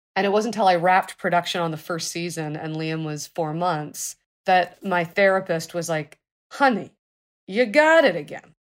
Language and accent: English; Los Angeles, California, United States; I was born in Los Angeles.